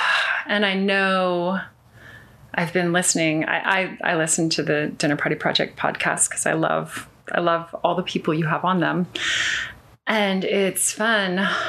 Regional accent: California, United States; Well, no, I wasn't born in Northern California, but from, you know, the age we moved to Northern California when I was in preschool.

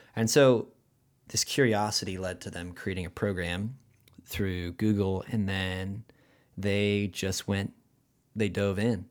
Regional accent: Huntington Beach, California, United States; accent: rad accent; Hometown is Huntington Beach

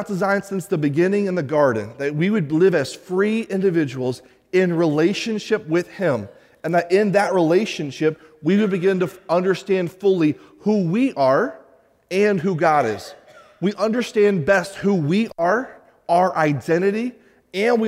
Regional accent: United States; as an American

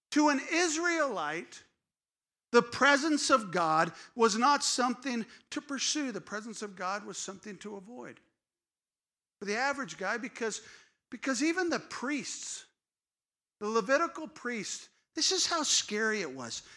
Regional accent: California, United States; I grew up in California

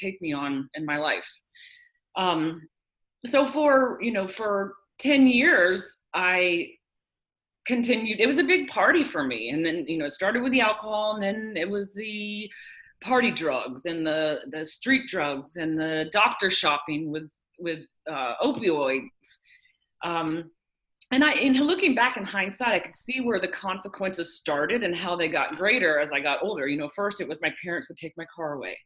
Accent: Florida, United States; I was born and raised here in Florida. I've lived here all my life

